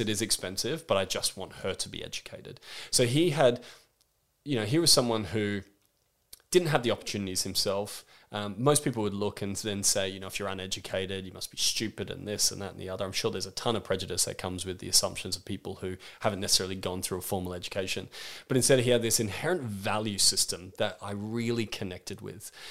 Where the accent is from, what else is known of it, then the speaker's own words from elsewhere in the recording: Australia; I'm thirty-two years old and I'm from Australia